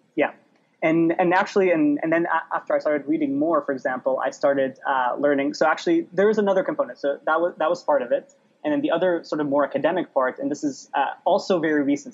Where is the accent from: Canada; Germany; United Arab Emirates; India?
United Arab Emirates; Dubai; moved away; also born or lived in Baabda District, Lebanon; I was raised in the UAE, grew up among Arabs of all sorts